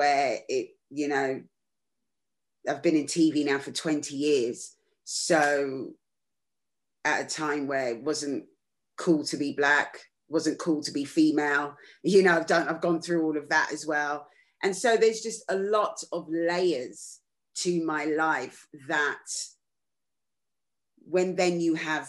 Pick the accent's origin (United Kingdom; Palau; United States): United Kingdom; London; I was just a normal kid growing up in London